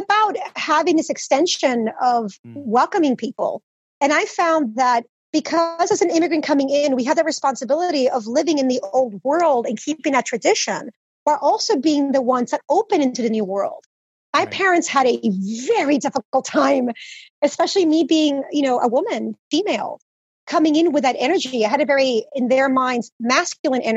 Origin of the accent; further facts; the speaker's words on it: Teaneck, New Jersey, United States; English is a second language; also born or lived in Dominican Republic / New York City; I was raised in Teaneck, New Jersey, it's in Bergen County